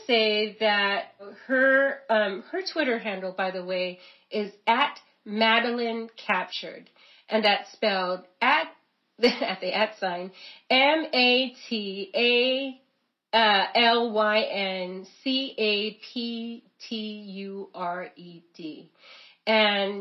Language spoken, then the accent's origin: English; California, United States; I didn't grow up near the ocean, but I'm from California, and I would always go to the beach